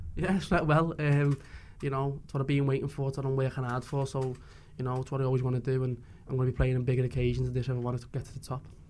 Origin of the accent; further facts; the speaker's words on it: Liverpool, North West England, United Kingdom; I'm from Liverpool myself